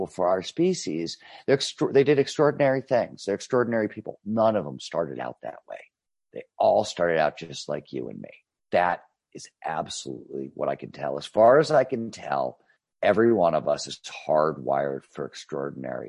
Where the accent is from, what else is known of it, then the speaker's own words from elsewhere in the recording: Cleveland, Ohio, United States; When I was growing up in Cleveland, Ohio in the 70s, it was a steel town